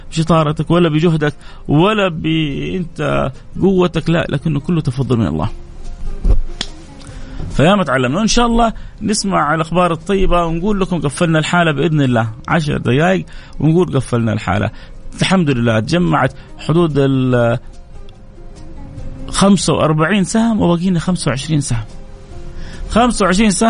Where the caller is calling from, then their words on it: Palestine; انا متابعينك آه، من فلسطين يعني متابعينك آه، لاهلنا بفلسطين من فلسطين